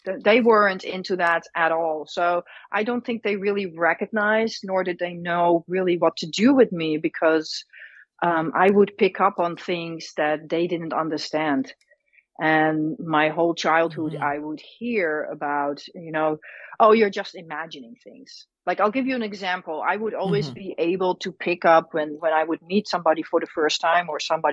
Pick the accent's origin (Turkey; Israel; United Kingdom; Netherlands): Netherlands; now in United States; I was born and raised in the Netherlands, or Holland as most people know it.